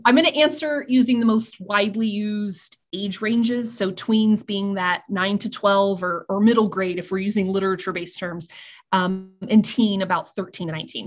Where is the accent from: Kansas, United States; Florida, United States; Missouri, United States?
Kansas, United States; Eskridge; also born or lived in Great Bend, Kansas; my hometown library that I grew up with since I moved to my small town of Eskridge, Kansas when I was, like, five